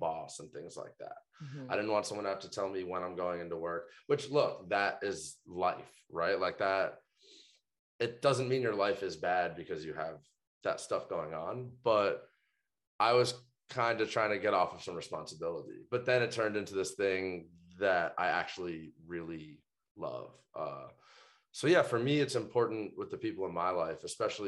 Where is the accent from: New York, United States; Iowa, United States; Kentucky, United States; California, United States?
New York, United States; New York City; moved away as an adult; now in Las Vegas, United States; I grew up in Brooklyn, New York